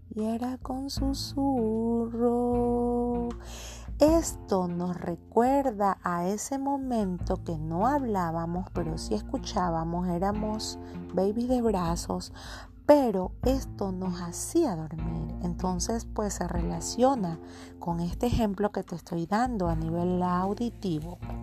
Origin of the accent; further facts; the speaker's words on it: Guayaquil, Guayas, Ecuador; soy de Guayaquil, Ecuador